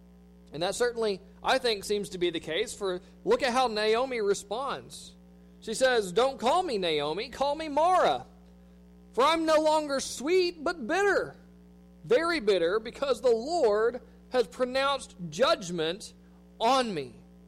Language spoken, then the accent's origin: English; United States; as American Christians